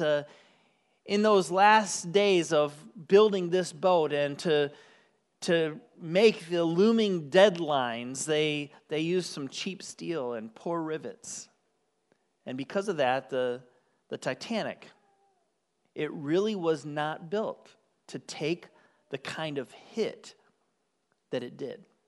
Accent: Michigan, United States; moved away; I grew up on the shores of Lake Michigan. Yes, I'm from Michigan

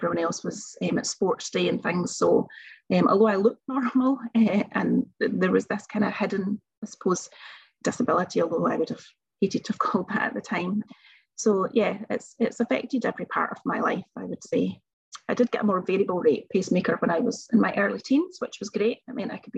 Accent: Bellshill, Scotland, United Kingdom; also born or lived in Glasgow; When I was born, back in 1978, a while ago now, I basically wouldn't have survived. And I was taken from Bells Hill Hospital to York Hill Hospital in Glasgow

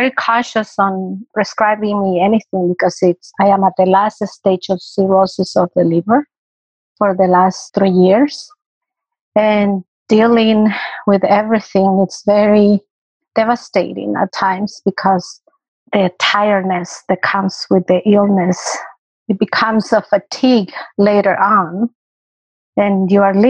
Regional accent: El Salvador; moved away as an adult; am native from El Salvador, and I came here in 1978.

